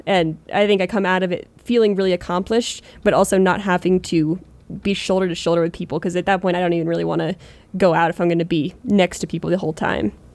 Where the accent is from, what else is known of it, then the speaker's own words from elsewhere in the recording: Pennsylvania, United States; moved away as an adult; growing up in Pennsylvania, that's where I, like, cut my teeth fishing